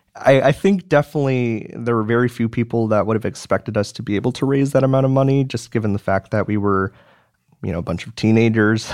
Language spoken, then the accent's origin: English; Madison, Wisconsin, United States; I was born and raised in Madison, Wisconsin